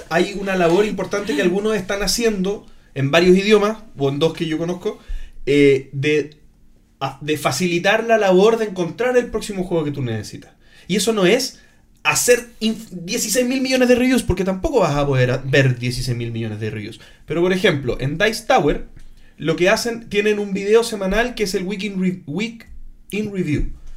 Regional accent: Chile; soy de Chile

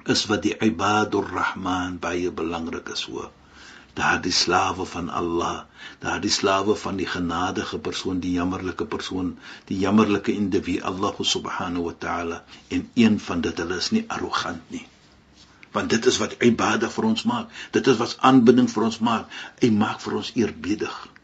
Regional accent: South Africa

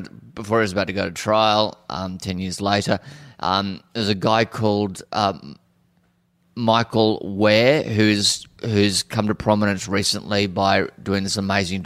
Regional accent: Cairns, Queensland, Australia; I grew up in Cairns. My parents arrived in Cairns in 71 and I was born in 72

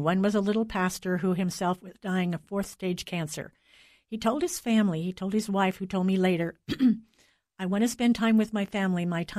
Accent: United States; I'm an American

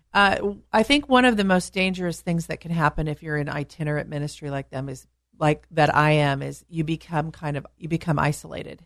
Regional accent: California, United States; being a Californian

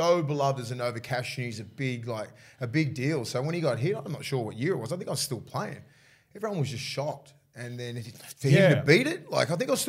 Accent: Toronto, New South Wales, Australia; I'm from Toronto, which we used to play against each other in the juniors.

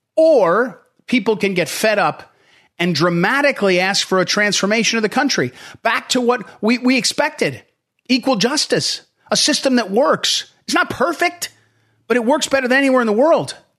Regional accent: St. Louis, Missouri, United States; now in Northern Virginia, United States; I'm from St. Louis, Missouri, but I now live in yeah. Northern Virginia.

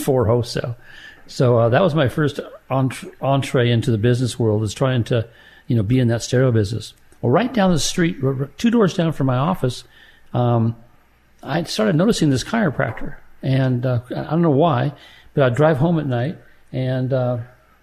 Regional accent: San Diego, California, United States; I grew up in San Diego, California. I was born there, downtown San Diego, Mercy Hospital.

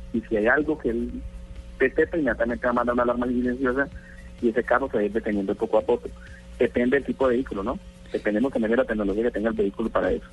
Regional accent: Colombia; aquí en Colombia, somos colombianos

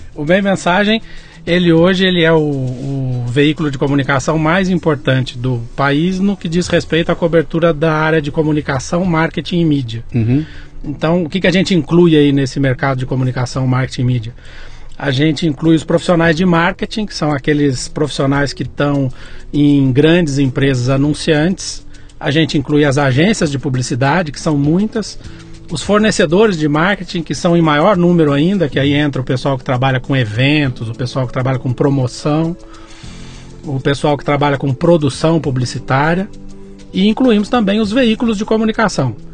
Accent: Muzambinho, Minas Gerais, Brazil; moved away; eu sou caipira nascido em Muzambinho, Minas Gerais.

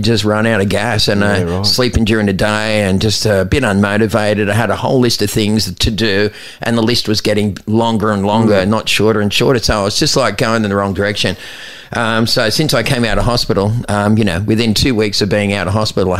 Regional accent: Aruba; I was doing it from the time I came from Aruba, right, because I thought I had a head start on everyone.

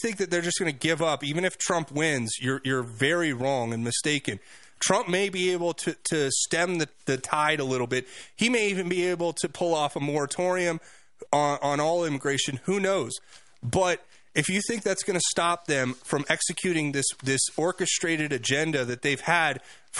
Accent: South Florida, United States; now in Colorado, United States; I grew up in South Florida

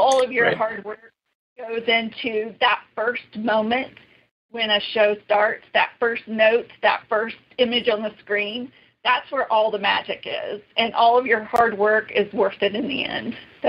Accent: New York City, New York, United States; my aunt and growing up in New York and just being exposed to, you know, her way of life and the arts, that was a big inspiration for me.

